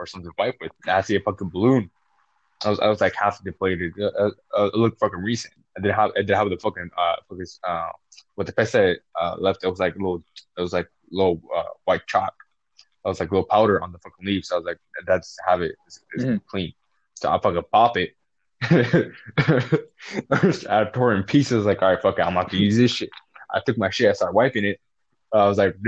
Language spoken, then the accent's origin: English; Mexico; first language Spanish; English is a second language; both of us are Mexican, and at least my first language is Spanish, so I speak Spanish better than English